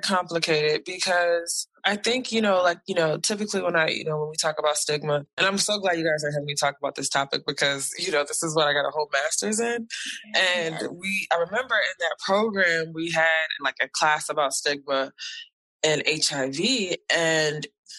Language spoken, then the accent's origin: English; United States; people know I'm from America and they don't like my president.